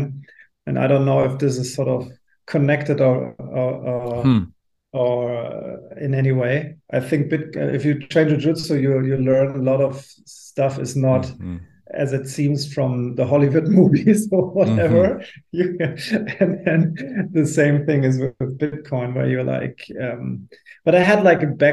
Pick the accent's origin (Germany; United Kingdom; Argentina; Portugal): Germany